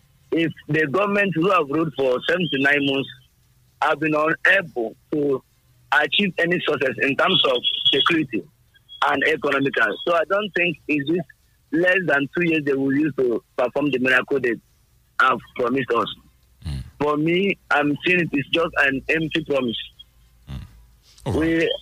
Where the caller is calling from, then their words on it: Abeokuta, Ogun State, Nigeria; I'm coming from Abeokuta, Ogun State.